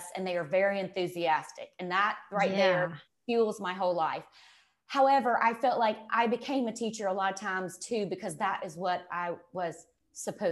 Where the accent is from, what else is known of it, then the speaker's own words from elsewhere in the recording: Mississippi, United States; accent: Mississippi; growing up in Mississippi where I was a big people pleaser